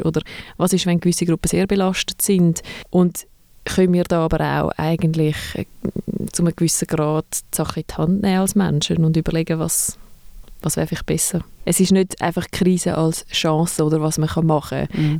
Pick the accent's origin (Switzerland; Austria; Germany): Switzerland; Zurich; Und ich bin aus Zürich und arbeite in Winterthur.